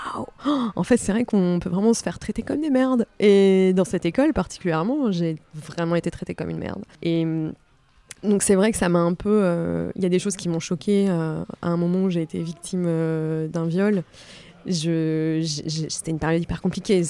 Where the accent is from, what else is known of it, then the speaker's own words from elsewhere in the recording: Les Sables-d'Olonne, Pays de la Loire, France; also born or lived in Nantes; now in Paris, France; j'habite à Paris depuis 12 ans. Mhm. et avant, j'ai habité un peu à Nantes et je suis née au Sable d'Olonne.